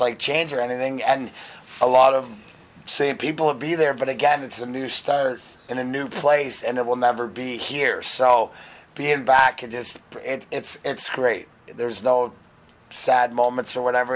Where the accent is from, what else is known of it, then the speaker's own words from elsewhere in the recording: Ontario, Canada; now in Detroit, United States; I'm proud to be from there